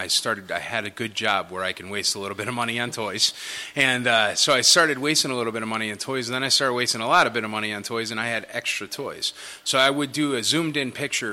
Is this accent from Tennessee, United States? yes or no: yes; Nashville, Tennessee, United States; I'm from Nashville and I love Nashville